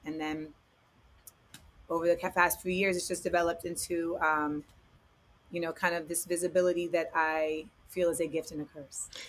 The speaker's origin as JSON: {"language": "English", "town": "Orlando", "region": "Florida", "country": "United States", "tie": "born or raised there", "also_born_or_lived": "Inglewood, California / San Fernando Valley, California / New York", "moved": "as an adult", "said": "I was born in Inglewood. I, I grew up in the Valley until I was eight. Then I moved to Orlando until I was 18"}